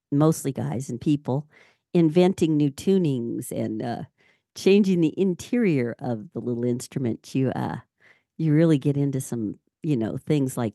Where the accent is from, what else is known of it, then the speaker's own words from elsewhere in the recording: Alberta, Canada; I'm from Canada, Alberta.